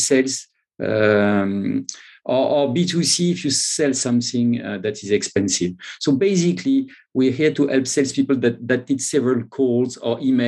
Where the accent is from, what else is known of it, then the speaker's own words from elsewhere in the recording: France; accent: French; English is a second language; now in London, United Kingdom; I'm not in France. I live in London, but yes, but from my accent, you can see that I'm French